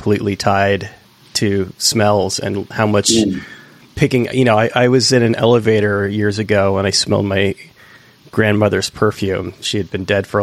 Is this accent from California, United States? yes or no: yes; East Bay, California, United States; moved away; I'm from the East Bay originally